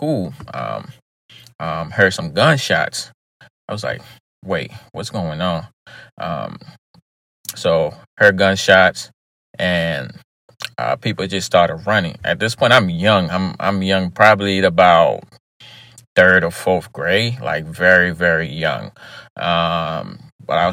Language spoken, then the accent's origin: English; Liberia; moved away; I was born in Liberia, lived in Liberia for many, many years before actually relocating